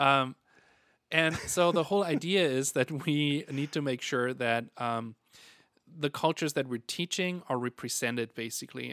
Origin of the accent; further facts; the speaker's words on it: Germany; moved away; I'm from Germany.